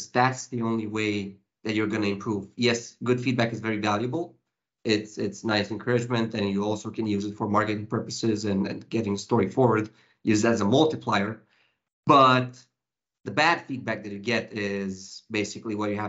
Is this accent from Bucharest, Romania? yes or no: no; Timișoara, Timiș County, Romania; Timișoara County Hospital, my hometown's county hospital